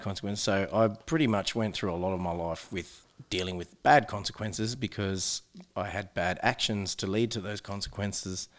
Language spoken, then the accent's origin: English; New South Wales, Australia; now in Adelaide, Australia; I am from New South Wales